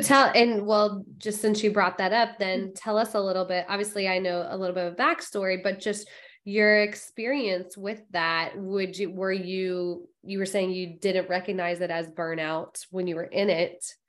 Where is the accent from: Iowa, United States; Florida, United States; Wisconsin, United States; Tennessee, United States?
Florida, United States; I'm a Florida girl through and through myself.